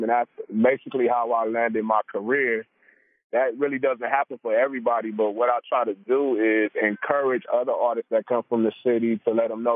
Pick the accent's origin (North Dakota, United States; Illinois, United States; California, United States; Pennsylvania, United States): California, United States; Compton; also born or lived in Torrance, California; I was born in Torrance, but I spent most of my life in Compton. I was raised in Compton